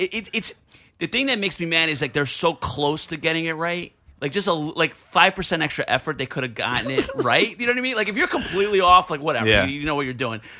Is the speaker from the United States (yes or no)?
yes; Blairstown, New Jersey, United States; born or raised there